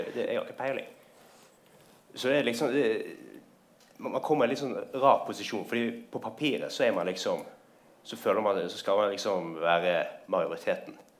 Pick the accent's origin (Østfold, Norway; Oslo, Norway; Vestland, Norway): Vestland, Norway; Bergen; Jeg kommer fra Bergen.